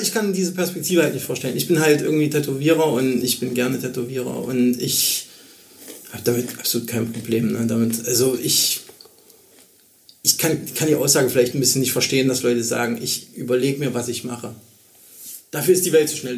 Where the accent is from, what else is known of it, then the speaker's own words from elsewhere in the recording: Germany; als Deutscher